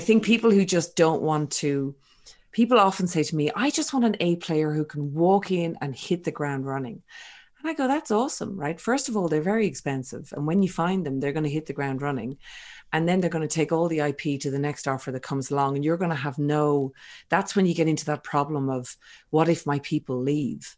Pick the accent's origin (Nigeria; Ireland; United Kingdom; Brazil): Ireland; also born or lived in Sydney, Australia; now in France; I'm originally from Ireland